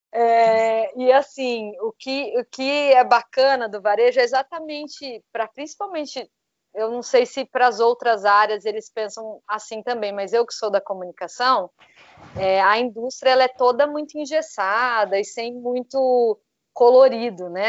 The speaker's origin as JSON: {"language": "Portuguese", "country": "Brazil", "also_born_or_lived": "São José dos Campos, Brazil", "said": "nós que somos brasileiros"}